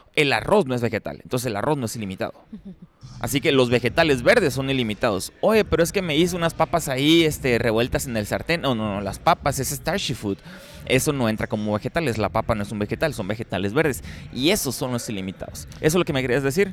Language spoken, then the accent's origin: Spanish; Ciudad Obregón, Sonora, Mexico; now in United States; yo crecí en Pobregón